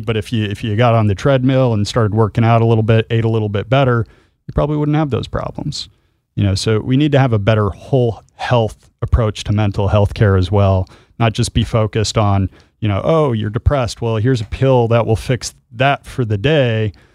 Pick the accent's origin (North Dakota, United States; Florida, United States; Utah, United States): Utah, United States; I'm from Utah